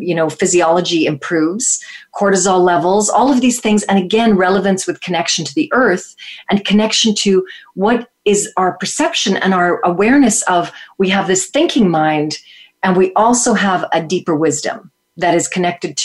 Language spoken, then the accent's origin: English; Toronto, Ontario, Canada; in my life in Toronto growing up in Canada